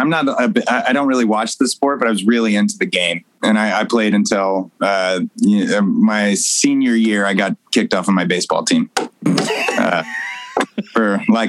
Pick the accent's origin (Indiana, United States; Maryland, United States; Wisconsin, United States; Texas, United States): Texas, United States; Arlington; also born or lived in Sacramento; No, I was born in Sacramento. {S0} Oh. {S1} And I moved to Arlington, Texas. My dad was a baseball player.